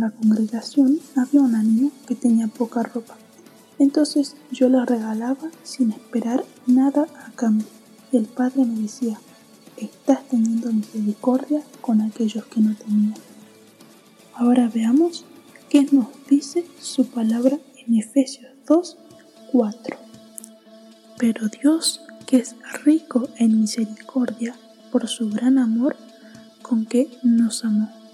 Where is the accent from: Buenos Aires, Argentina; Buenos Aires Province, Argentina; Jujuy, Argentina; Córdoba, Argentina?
Jujuy, Argentina; moved away; Cuando era pequeña, yo vivía en Jujuy, una provincia de Argentina.